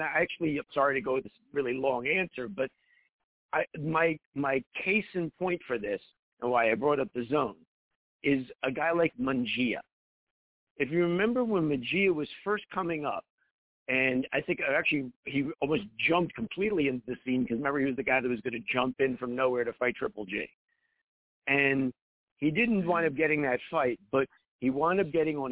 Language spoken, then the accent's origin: English; Philadelphia, Pennsylvania, United States; I'm from Philadelphia, which is a boxing town